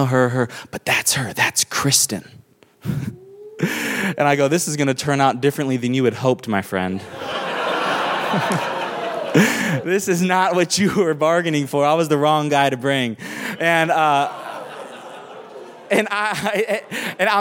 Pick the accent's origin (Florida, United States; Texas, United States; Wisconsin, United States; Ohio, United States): Florida, United States; Miami; also born or lived in Tacoma, Washington; now in New York City, United States; I grew up in Miami. I was born in Seattle, Washington, up here. And really, I was born in Tacoma, Washington. And then my family, when I was 8 years old, we moved to the inner city of Miami to pastor a small church